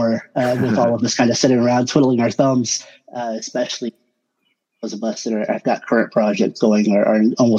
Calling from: Oklahoma, United States; Oklahoma, Bonita.

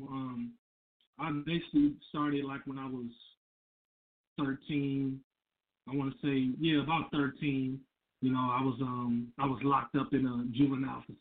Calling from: Grand Rapids, Michigan, United States; I'm calling from Michigan, Grand Rapids, Michigan.

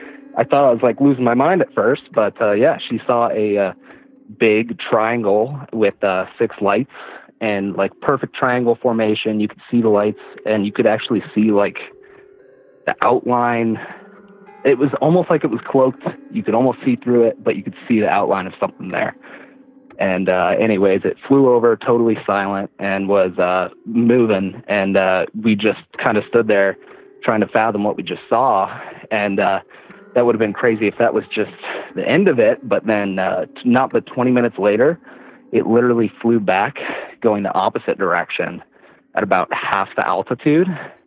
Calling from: Front Range, north of Denver, Colorado, United States; I'm calling from Colorado, the Front Range, just north of Denver.

